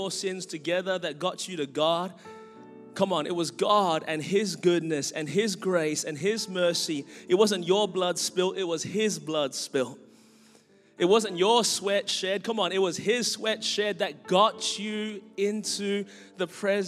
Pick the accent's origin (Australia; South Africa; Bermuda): Australia; Melbourne, Victoria; born or raised there; now in Anderson, United States